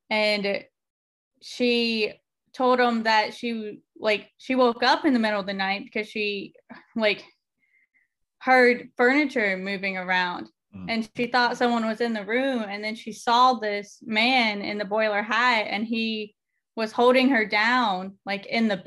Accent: Parkersburg, West Virginia, United States; So I'm from Parkersburg.

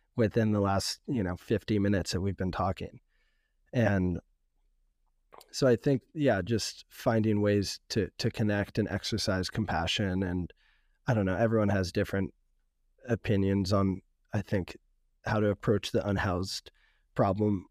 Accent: San Francisco, California, United States; also born or lived in West Oakland; growing up in San Francisco

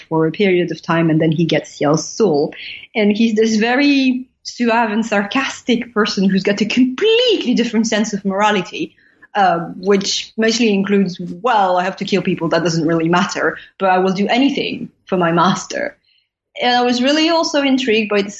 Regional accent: Paris, Île-de-France, France; I went to a Catholic school in the 17th district

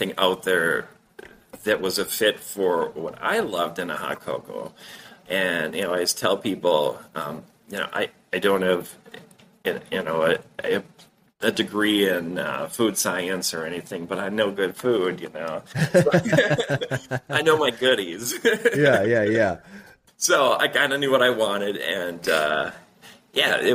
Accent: Duluth, Minnesota, United States; my hometown here in Duluth, Minnesota

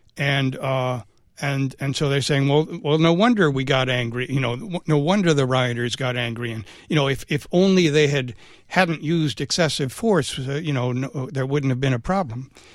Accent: Bethesda, Maryland, United States; moved away as an adult; also born or lived in New York; I grew up in Bethesda, uh, but I, I left, uh, after high school and I, I spent most of my career in New York.

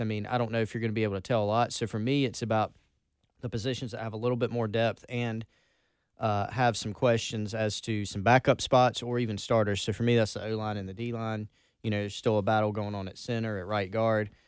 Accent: Belton, South Carolina, United States; accent: Belton; also born or lived in Anderson; my accent from Belton

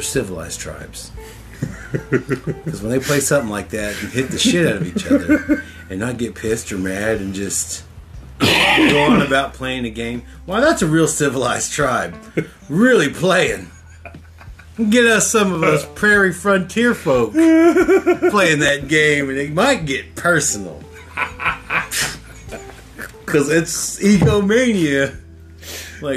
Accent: Oklahoma, United States; I'm from Oklahoma

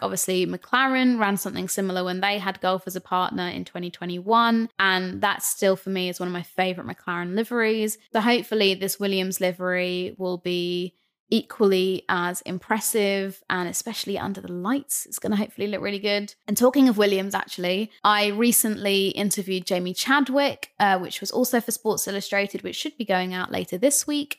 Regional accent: Brighton, South East England, United Kingdom; I'm from Brighton

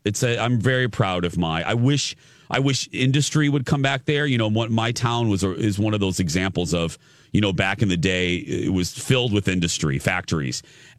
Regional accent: Michigan City, Indiana, United States; moved away; But good to be back in my hometown of Michigan City, Indiana.

